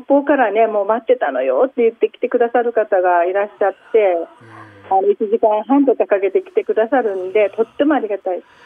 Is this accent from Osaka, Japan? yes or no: no; Fukuoka, Japan; also born or lived in Nagoya; now in Soo, Japan; 私は生まれ育ちは福岡です。